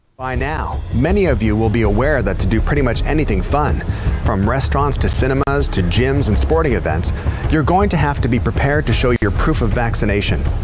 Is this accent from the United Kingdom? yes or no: no; Stratford, Ontario, Canada; growing up in Stratford because Stratford's only thirty six thousand people now